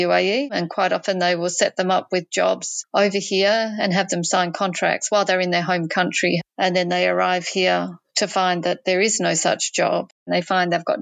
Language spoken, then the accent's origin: English; Perth, Western Australia, Australia; moved away as an adult; also born or lived in Tasmania; now in Abu Dhabi, United Arab Emirates; I'm from Perth. I was born in Tasmania. My parents emigrated from England. In 1996, we moved to Perth, Western Australia, and we've been there ever since.